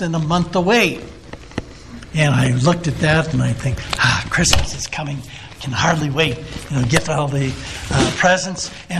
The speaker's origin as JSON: {"language": "English", "town": "El Cajon", "region": "California", "country": "United States", "tie": "born or raised there", "said": "I was a boy growing up in El Cajon, California, which is a suburb of San Diego, about 15 miles east"}